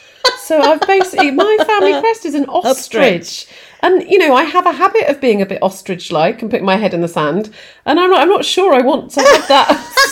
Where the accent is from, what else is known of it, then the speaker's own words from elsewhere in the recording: Nottingham, East Midlands, United Kingdom; I grew up in Nottingham